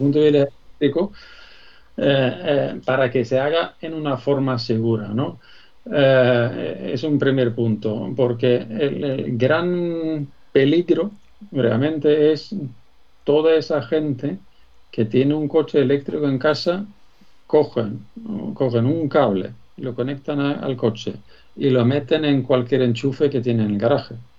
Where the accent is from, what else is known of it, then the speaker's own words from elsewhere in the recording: Sweden; accent: Swedish; Spanish is a second language; moved away as an adult; now in Spain; por mi nombre, mi acento. Ya has dado cuenta que soy español adoptado, pero sueco